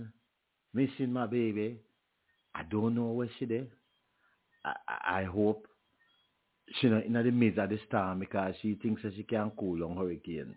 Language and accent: English; Junction, Saint Elizabeth, Jamaica; my hometown of Junction